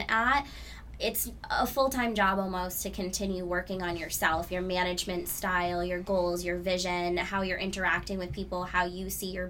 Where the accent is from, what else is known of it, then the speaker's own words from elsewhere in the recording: New Hampshire, United States; I grew up in New Hampshire